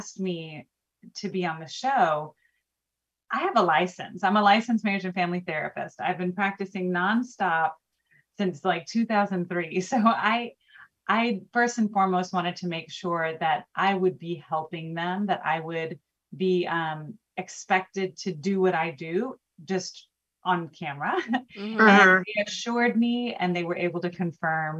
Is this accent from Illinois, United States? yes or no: no; Houston, Texas, United States; I'm from Houston, born and raised, and I live here